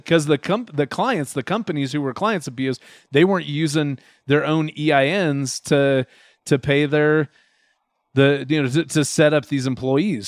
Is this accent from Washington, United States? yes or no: yes; Washington, United States; now in Utah, United States; I grew up in Washington State